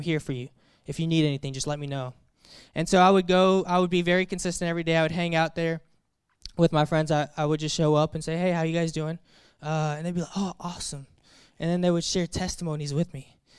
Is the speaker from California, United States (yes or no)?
no; Daphne, Alabama, United States; moved away; I grew up in Alabama. right outside of the Mobile area, a small town called Daphne, Alabama